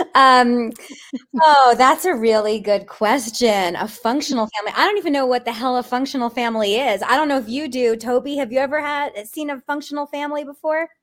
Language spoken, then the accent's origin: English; East Coast, United States; I grew up in the East Coast